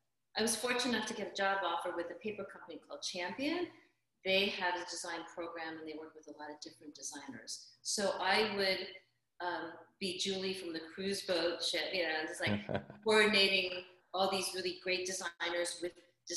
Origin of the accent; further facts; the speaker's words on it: Austin, Texas, United States; born there; I'm originally from back east. I was born in Austin, Texas. I now live out on the West Coast, Southwest. Kind of moved around.